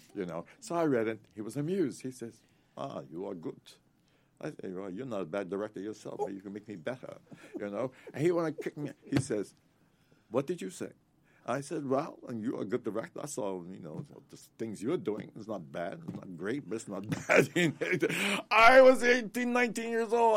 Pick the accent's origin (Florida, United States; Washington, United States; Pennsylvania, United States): Pennsylvania, United States; Morton; moved away; Morton, Pennsylvania, about ten miles outside of Philly